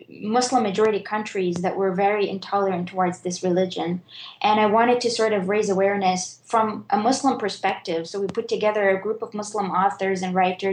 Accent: Bahrain; I grew up in Bahrain

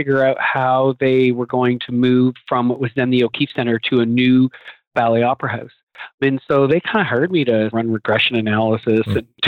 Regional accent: Canada; moved away as an adult; now in Philadelphia, United States; I came from Canada and I went to business school there and did a finance degree

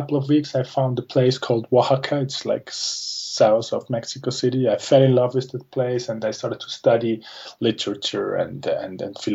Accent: Zurich, Switzerland; I'm from Switzerland. I was born and raised in Zurich.

